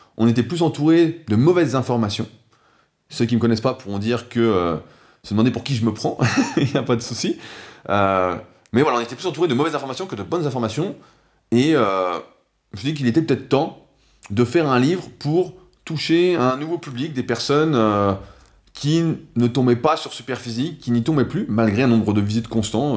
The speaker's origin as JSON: {"language": "French", "country": "France", "said": "en tant que bon français"}